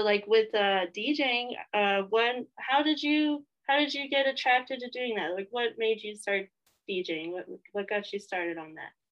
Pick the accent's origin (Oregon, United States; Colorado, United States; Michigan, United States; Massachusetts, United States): Colorado, United States; I hail from Colorado.